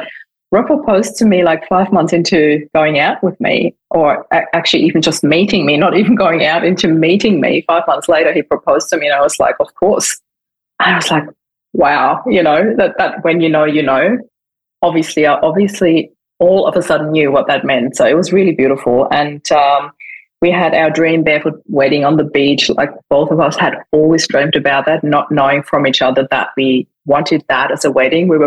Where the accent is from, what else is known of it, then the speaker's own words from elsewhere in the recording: Vienna, Austria; moved away as an adult; now in Australia; I'm originally from Austria. I was born in Vienna and moved to Australia in 2004